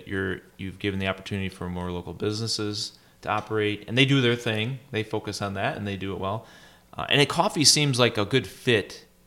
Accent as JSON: {"language": "English", "town": "Oxford", "region": "Michigan", "country": "United States", "tie": "born or raised there", "said": "I grew up in Oxford"}